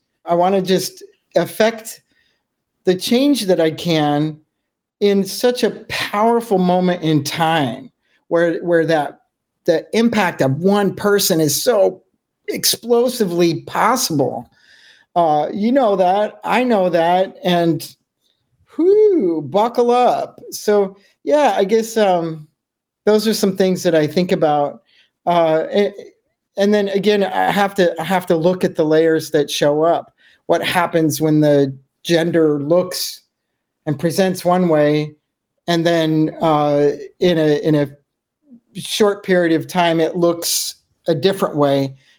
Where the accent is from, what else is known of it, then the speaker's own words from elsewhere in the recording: Juneau, Alaska, United States; Juneau, Alaska.